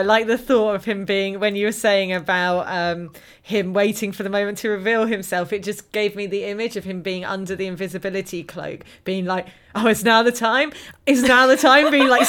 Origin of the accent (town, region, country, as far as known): United Kingdom